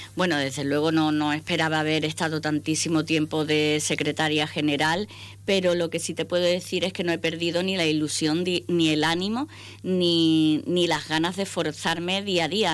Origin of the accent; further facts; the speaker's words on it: Ceuta, Spain; aterrizamos cuando yo tan solo tenía nueve añitos. Eh, empecé estudiando en el Colegio de, la Junta Obras del Puerto, que ahora ya no tiene ese nombre, pero entonces era el nombre que se le daba. Y, bueno, mm, he pasado toda mi vida en Ceuta